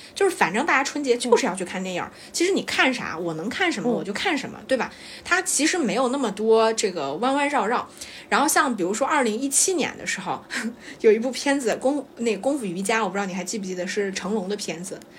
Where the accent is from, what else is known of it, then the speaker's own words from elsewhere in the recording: China; 我们中国人脑子太灵活了